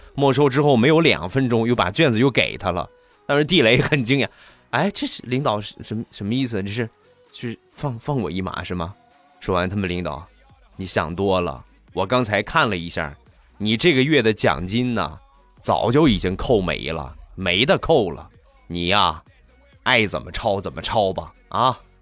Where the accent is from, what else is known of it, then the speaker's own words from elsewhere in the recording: Rizhao, Shandong, China; 我家乡的特产，日照绿茶